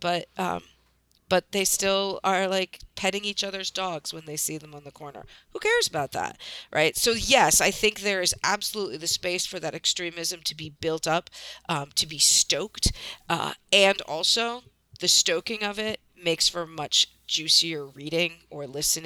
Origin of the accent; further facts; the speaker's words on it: United States; moved away; also born or lived in New York City; I grew up in outside of Washington, D.C.